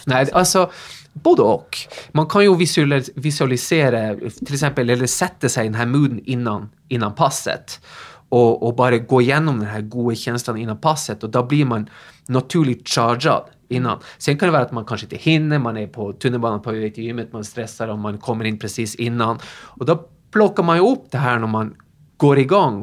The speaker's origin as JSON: {"language": "Swedish", "town": "Tromsø", "region": "Troms", "country": "Norway", "second_language": "Swedish", "moved": "as an adult", "lives_now": "Sweden", "said": "Ja, jag är ju eh, norsk egentligen. Jag flyttade till Sverige i 97, så jag har bott här några år. Jag är från Tromsö i Nordnorge"}